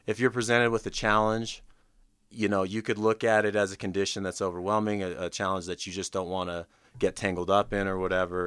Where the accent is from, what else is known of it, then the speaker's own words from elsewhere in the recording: Anchorage, Alaska, United States; I grew up in Anchorage, Alaska